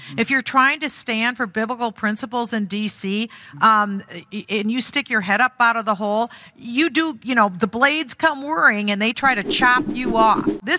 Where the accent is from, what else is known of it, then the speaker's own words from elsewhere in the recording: Minnesota, United States; I'm from Minnesota.